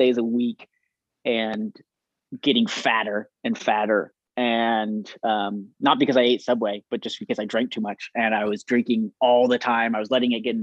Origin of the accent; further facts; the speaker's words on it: Moreno Valley, California, United States; moved away as an adult; also born or lived in Orem, Utah; now in Saratoga Springs, United States; I grew up in Southern California